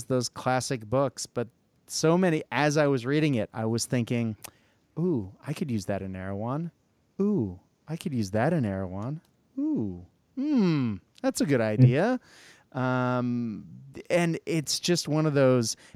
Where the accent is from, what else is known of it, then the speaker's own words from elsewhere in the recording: United States; an American who teaches children Australian English